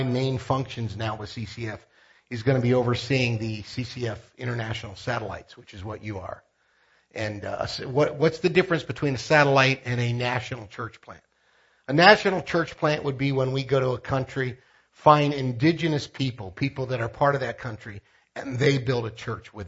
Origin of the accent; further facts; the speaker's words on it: United States; moved away as an adult; now in Philippines; I'm American